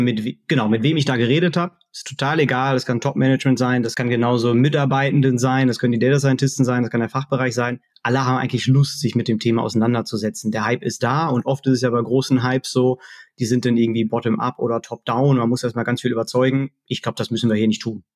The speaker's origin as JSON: {"language": "German", "town": "Dortmund", "region": "North Rhine-Westphalia", "country": "Germany", "tie": "born or raised there", "said": "Da komme ich auch her, also wirklich gebürtiger Dortmunder im, im Ruhrgebiet, tief verwurzelt"}